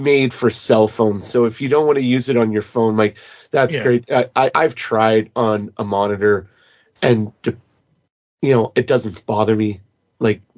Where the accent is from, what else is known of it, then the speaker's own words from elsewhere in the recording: Canada; I'm from Canada